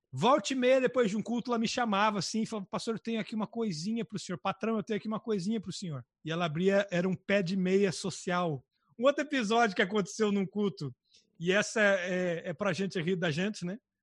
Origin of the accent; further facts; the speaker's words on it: Brazil; moved away as an adult; now in Portugal